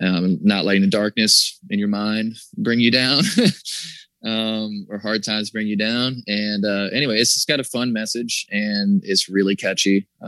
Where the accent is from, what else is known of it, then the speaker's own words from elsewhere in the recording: the South, United States; That's kind of about growing up in the South and, you know, growing up and like, you know, like hearing that whole thing, like sweet little country boy kind of stuff.